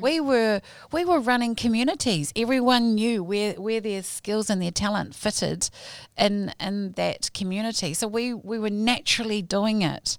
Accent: Hamilton, Waikato, New Zealand; also born or lived in Ponsonby, Auckland; my papa Kainga has been Kirikiri kiriroa since the age of four

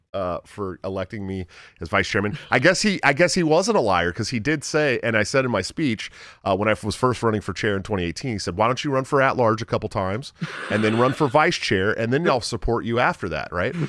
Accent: Oakland, California, United States; I'm from the Oakland area

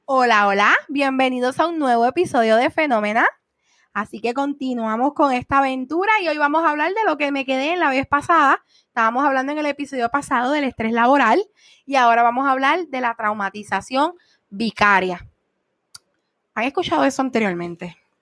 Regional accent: Puerto Rico; somos puertorriqueños

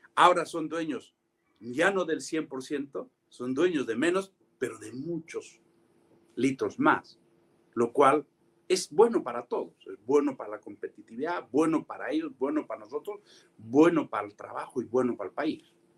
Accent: San Miguel, Ayacucho, Peru; moved away as an adult; yo soy ayacuchano. Corrí, crecí, viví, me eduqué, estudié, trabajé, me forjé en Ayacucho

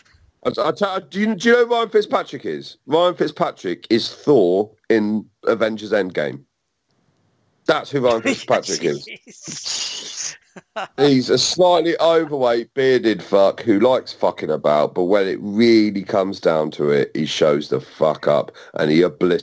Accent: Cornwall, South West England, United Kingdom; I'm from Cornwall

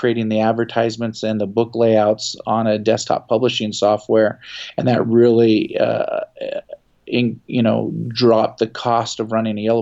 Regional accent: Seattle, Washington, United States; also born or lived in Philadelphia, Pennsylvania; I was raised in Seattle, Washington

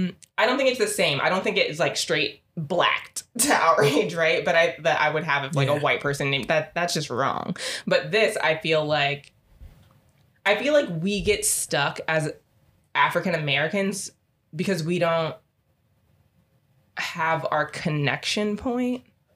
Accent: Trinidad & Tobago; I'm Trinidadian, I don't really care if you know or not.

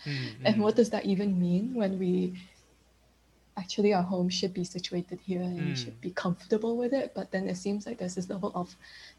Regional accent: Hong Kong; also born or lived in Beijing; Me coming from a position of growing up in Hong Kong, I actually lived in Beijing for a while as well, and like growing up between many different places, and then where does home actually lie?

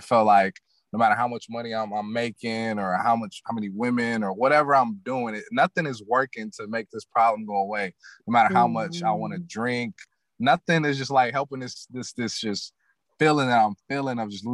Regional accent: Los Angeles, California, United States; I grew up in South Central LA.

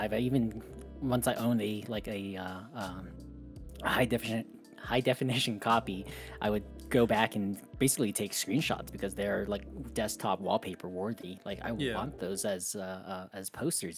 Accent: New Mexico, United States; Growing up in New Mexico, like there's desert all around

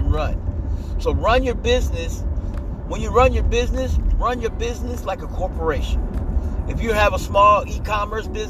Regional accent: Midwest, United States; moved away; I'm from the Midwest

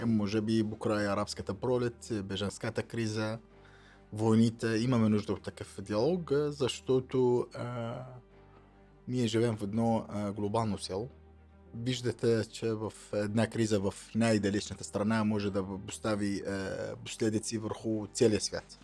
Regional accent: southern Syria, Syria; Bulgarian is a second language; moved away as an adult; also born or lived in Damascus, Syria; now in Bulgaria; роден съм в Сирия, в Южна Сирия, е, 73-та завършил там и гимназия

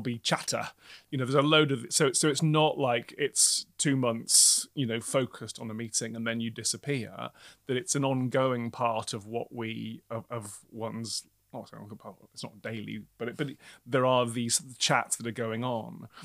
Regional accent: Newcastle, North East England, United Kingdom; moved away as an adult; now in London, United Kingdom; who has grown up in the Northeast

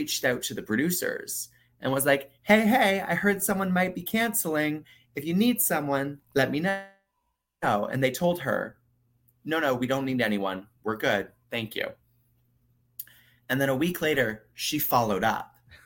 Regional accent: Canada; now in Florida, United States; as a Canadian

